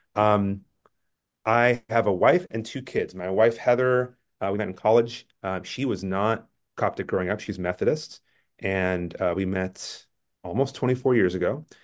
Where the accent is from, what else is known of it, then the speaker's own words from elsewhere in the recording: Bay Area, California, United States; I grew up in the Bay Area, in California